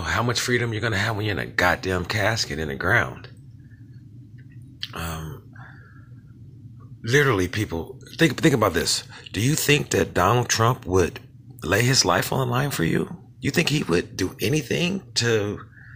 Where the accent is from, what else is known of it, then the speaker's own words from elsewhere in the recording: United States; as an American